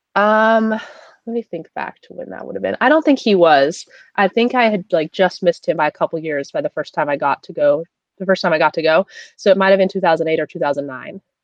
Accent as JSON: {"language": "English", "region": "California", "country": "United States", "said": "I'm from California"}